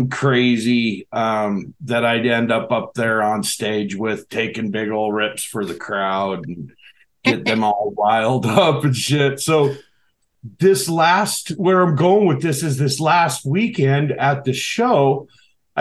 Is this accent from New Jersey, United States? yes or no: no; Seattle, Washington, United States; now in Alaska, United States; I grew up in Seattle, the Seattle area, up until 96.